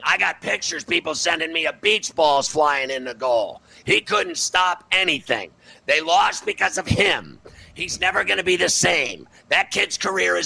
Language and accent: English; Pittsburgh, Pennsylvania, United States; moved away; bring me back to Pittsburgh. It's my hometown